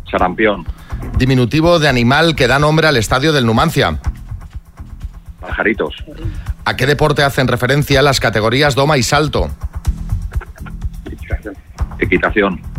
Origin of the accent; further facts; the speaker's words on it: Andalusia, Spain; Yo soy de Sevilla, en un pueblo.